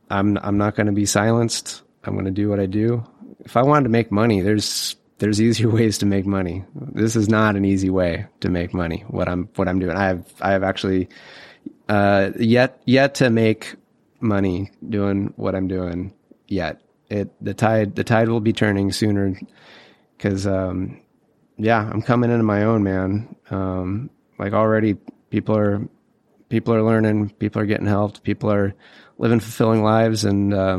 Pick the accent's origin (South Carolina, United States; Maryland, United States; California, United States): California, United States; and I'm from California, but I'm not, you know, the Hollywood type.